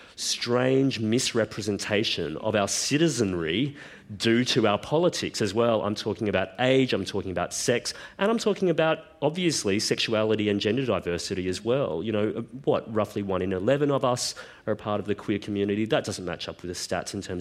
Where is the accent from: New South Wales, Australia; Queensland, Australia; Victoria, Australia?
Queensland, Australia; I grew up in Queensland